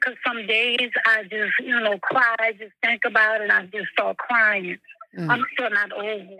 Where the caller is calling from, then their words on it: New Orleans, Louisiana, United States; I'm calling from New Orleans.